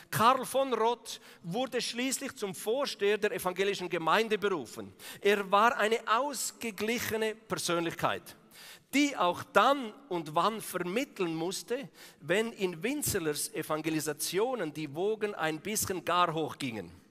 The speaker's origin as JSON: {"language": "German", "region": "Eastern Switzerland", "country": "Switzerland", "said": "Da musst du vielleicht zuerst so von der Ostschweiz kommen, so vom Balkan von der Schweiz wie ich, zum Erkennen"}